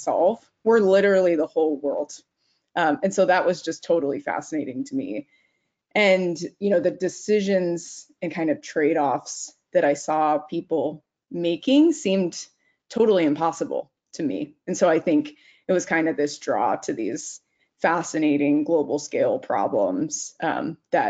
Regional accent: Arizona, United States; moved away as an adult; also born or lived in New York City; I'm a Southwest baby. So I grew up in Arizona and went to school in New York City.

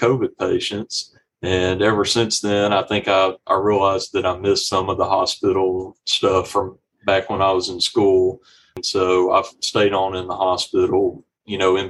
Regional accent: Magnolia, Arkansas, United States; moved away as an adult; also born or lived in Ruston, Louisiana; now in Little Rock, United States; I grew up in Magnolia and I grew up there, went to high school there

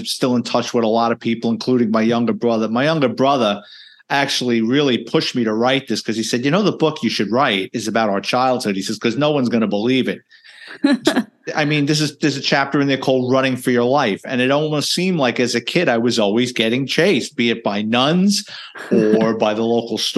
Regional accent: New York City, New York, United States; I was born and raised in the Bronx, lower middle class family

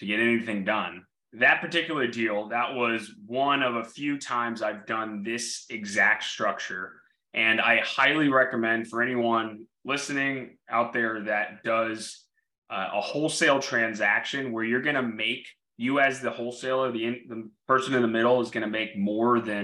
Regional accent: Orlando, Florida, United States; I grew up in Orlando

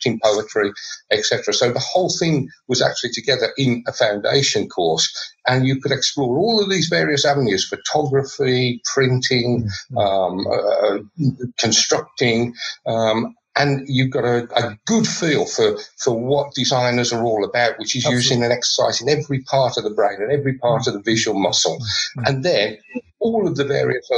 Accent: Birmingham, West Midlands, United Kingdom; I come from Birmingham in the Midlands, so very much focused on the car industry.

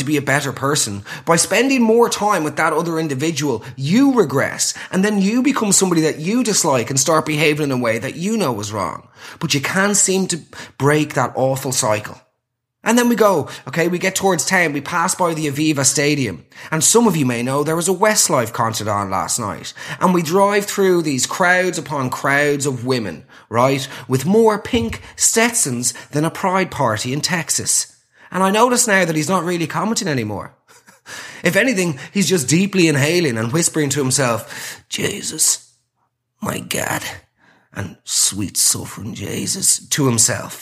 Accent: Ireland; as Irish people

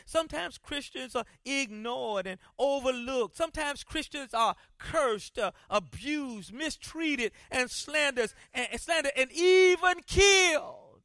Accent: Columbia, South Carolina, United States; when I was growing up in Columbia, South Carolina

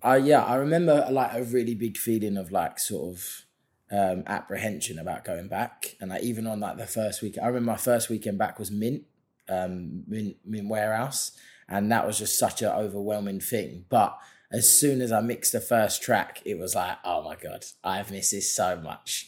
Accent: London, United Kingdom; London, obviously that's my hometown

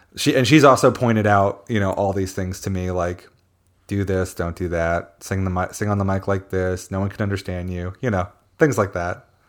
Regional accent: Philadelphia, Pennsylvania, United States; I'm from Philadelphia

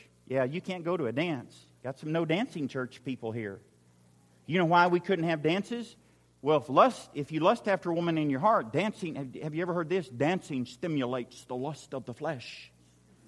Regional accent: Western Oklahoma, United States; I grew up in Western Oklahoma

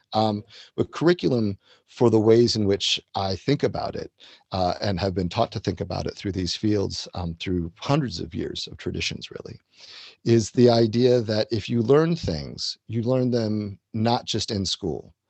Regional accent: Washington, District of Columbia, United States; I grew up in and around the Washington, D.C. area. So I was sort of born in that area

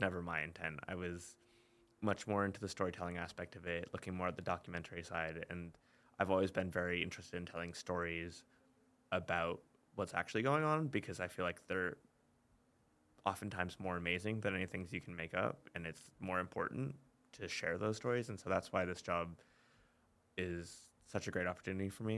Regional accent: Maine, United States; moved away as an adult; also born or lived in Long Island, New York; I'm from Maine originally. Um, m, lived in, like, central Maine

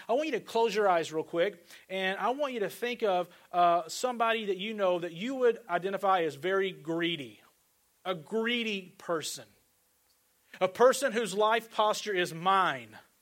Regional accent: Northeast Arkansas, United States; also born or lived in Fort Lauderdale, Florida; now in Kansas City, United States; I grew up in Northeast Arkansas

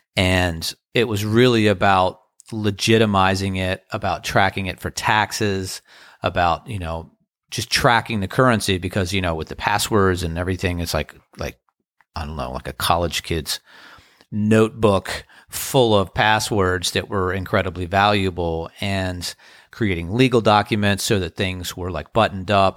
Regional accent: Crofton, Maryland, United States; now in Outer Banks, North Carolina, United States; growing up in Crofton, Maryland

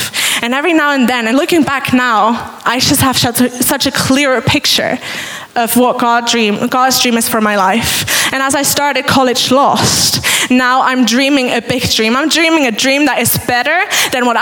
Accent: Switzerland; moved away as an adult; I'm originally from Switzerland, but I've been here about 2

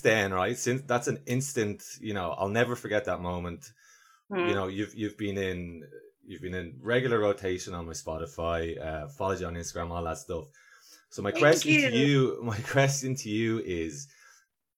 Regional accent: Ireland; so I'm Irish

